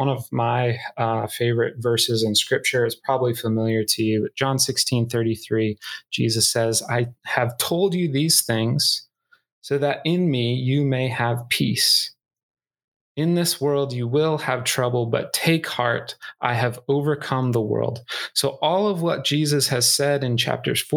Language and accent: English; Northern Iowa, United States; moved away; I grew up in Northern Iowa